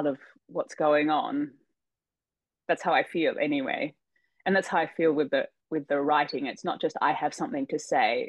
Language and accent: English; Australia; I'm Australian